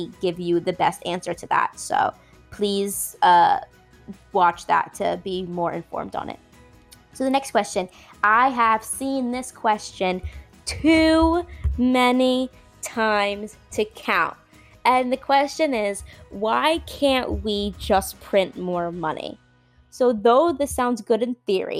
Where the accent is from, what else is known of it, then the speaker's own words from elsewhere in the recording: Florida, United States; I'm from Florida